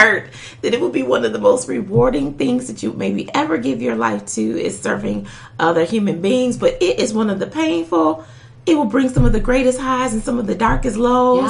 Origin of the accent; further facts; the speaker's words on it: Detroit, Michigan, United States; I grew up in Detroit